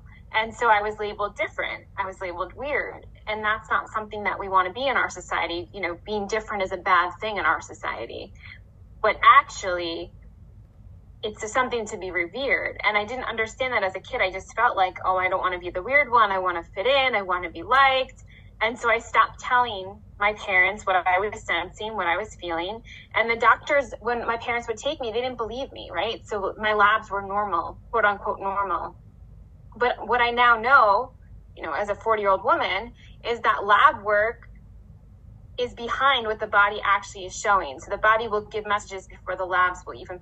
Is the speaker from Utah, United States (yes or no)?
no; New York, United States; I'm from New York, and I'm an herbalist